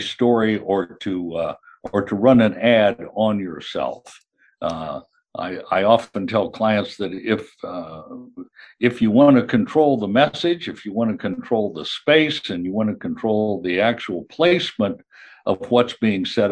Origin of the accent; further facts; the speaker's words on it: Kansas, United States; moved away as an adult; also born or lived in New York / Chicago / California; I'm originally from Kansas, where I am right now, but spent most of my career in New York, Chicago, and certainly on the West Coast in California